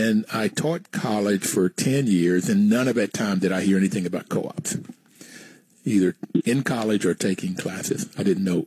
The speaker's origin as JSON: {"language": "English", "region": "West Virginia", "country": "United States", "tie": "born or raised there", "also_born_or_lived": "New York", "said": "I grew up poor in West Virginia"}